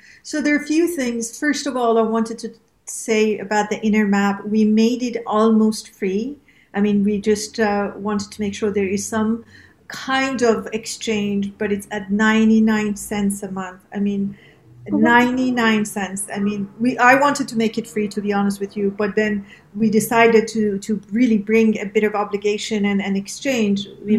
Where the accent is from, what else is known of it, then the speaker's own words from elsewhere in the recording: Iran; also born or lived in around the world; as you know, I am from Iran, and that was the Western and the Eastern part of me that sort of, and then I was raised in the world, basically around the world.